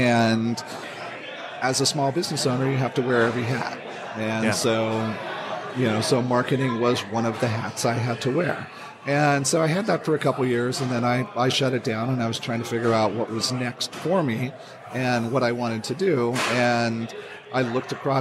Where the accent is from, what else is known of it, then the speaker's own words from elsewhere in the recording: California, United States; I'm from California